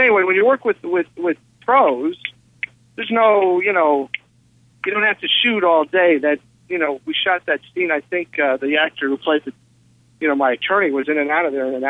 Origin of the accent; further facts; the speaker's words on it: Bethlehem, Pennsylvania, United States; I'm from Bethlehem, yes.